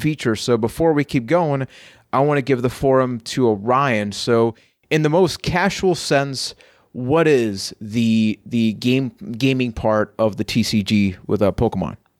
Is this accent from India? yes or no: no; Puerto Rico; I am from Puerto Rico.